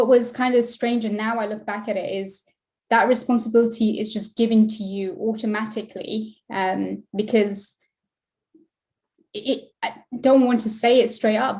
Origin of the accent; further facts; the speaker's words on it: West Midlands, United Kingdom; I am from West Midlands in the UK, in England